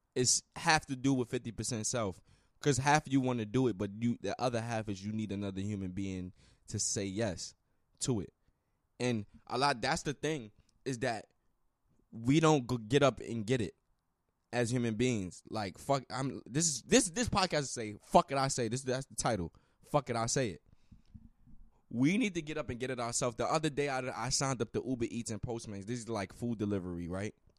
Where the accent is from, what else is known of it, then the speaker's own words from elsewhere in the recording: United States; I'm American.